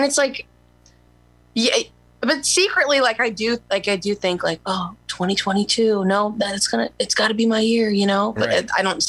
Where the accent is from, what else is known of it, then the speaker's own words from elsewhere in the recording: Waterloo, Iowa, United States; moved away; I'm from Waterloo Cedar Falls area.